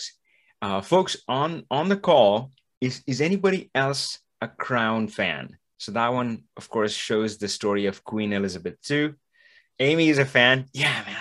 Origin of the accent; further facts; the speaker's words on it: India; I'm from India.